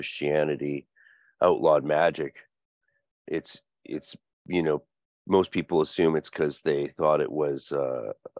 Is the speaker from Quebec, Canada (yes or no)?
no; North Vancouver, British Columbia, Canada; as children growing up in North Vancouver